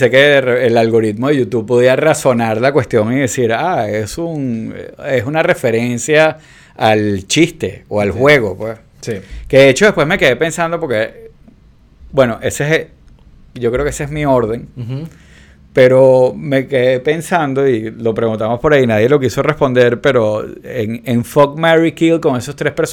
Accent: Venezuela

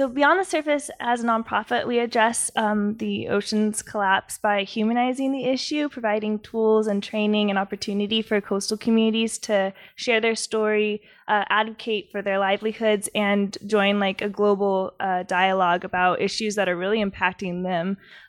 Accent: San Diego, California, United States; I am originally from San Diego.

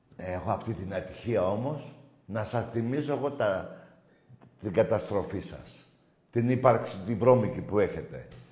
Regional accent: Greece; ευτυχισμένος που είμαι Έλληνας

